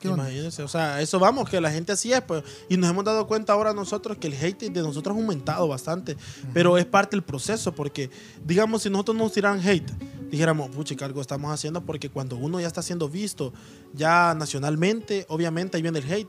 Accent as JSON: {"language": "Spanish", "town": "Soyapango", "region": "San Salvador", "country": "El Salvador", "said": "como bichos de allá de soya"}